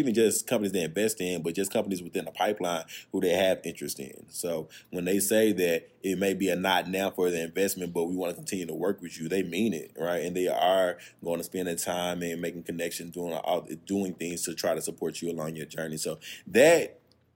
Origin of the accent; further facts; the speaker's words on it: Little Rock, Arkansas, United States; moved away as an adult; also born or lived in Cincinnati / Bentonville; I'm from Little Rock